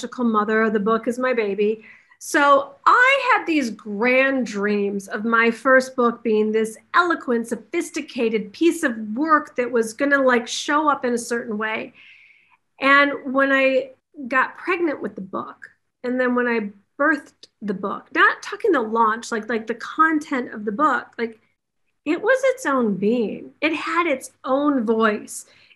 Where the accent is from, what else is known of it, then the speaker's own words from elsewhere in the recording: Detroit, Michigan, United States; now in Los Angeles, United States; from Detroit. I'm a school teacher's kid